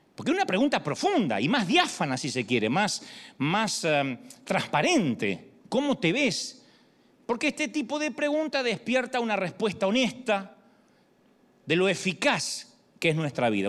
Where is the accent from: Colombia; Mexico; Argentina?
Argentina; moved away; soy argentino